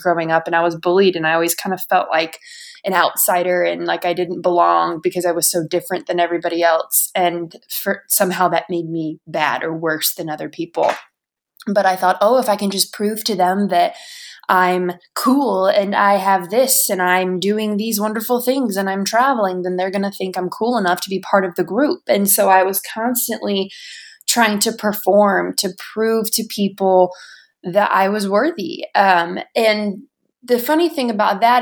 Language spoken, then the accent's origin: English; United States; moved away; from Washington